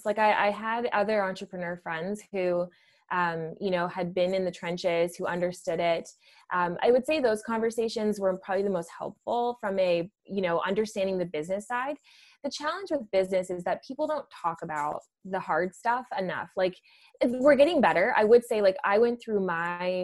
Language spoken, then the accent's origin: English; Ottawa Valley, Ontario, Canada; I grew up in the Ottawa Valley, you know, I grew up in a blue collar town